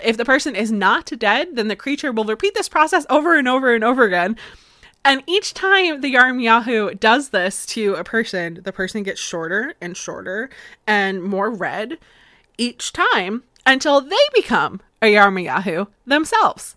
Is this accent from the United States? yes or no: yes; Florida, United States; accent: slightly southern; now in Massachusetts, United States; I'm originally from Florida